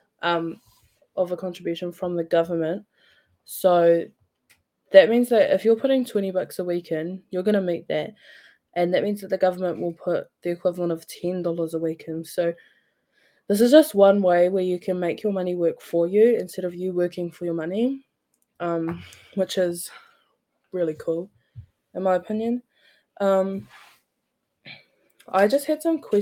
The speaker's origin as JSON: {"language": "English", "town": "Napier", "region": "Hawke's Bay", "country": "New Zealand", "tie": "born or raised there", "said": "Growing up, I grew up in Napier."}